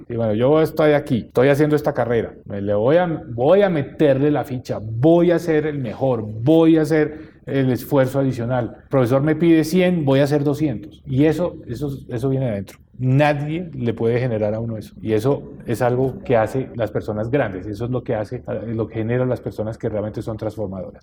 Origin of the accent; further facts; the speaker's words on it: Colombia; como colombiano